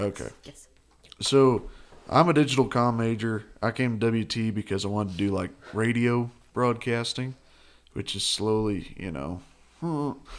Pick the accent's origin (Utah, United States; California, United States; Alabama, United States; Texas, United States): Texas, United States; Perryton; I'm from Perryton, Texas, which is about two hours, two and a half hours north.